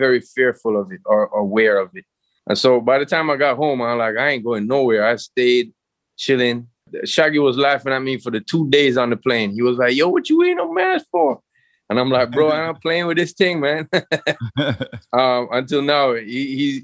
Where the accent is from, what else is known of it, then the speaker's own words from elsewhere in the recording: Jamaica; out here in Jamaica